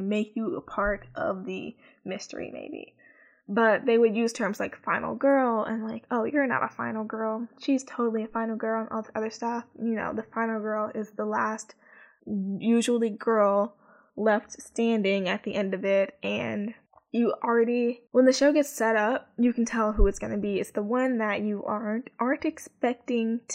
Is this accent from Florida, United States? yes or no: no; Chicago, Illinois, United States; because I'm from the Midwest, because I'm from Chicago